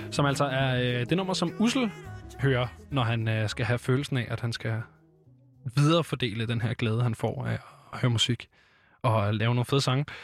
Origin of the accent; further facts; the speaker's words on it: Sønderborg, Southern Denmark, Denmark; Jeg er fra Sønderborg, nede ved Gant.